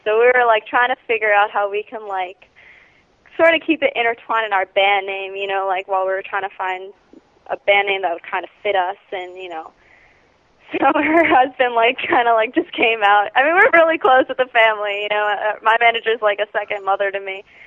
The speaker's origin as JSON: {"language": "English", "town": "Cooper City", "region": "Florida", "country": "United States", "said": "we're from Cooper City"}